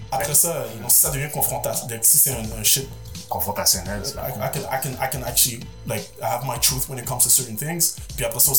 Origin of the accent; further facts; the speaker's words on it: Montreal, Quebec, Canada; born there; Je suis né à Montréal, multi-ethnicité.